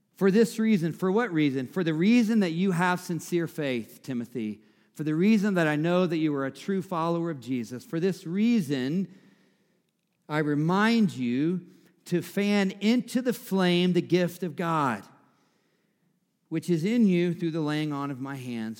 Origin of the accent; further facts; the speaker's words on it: the South, United States; I'm from the South, so we say mama and grandmama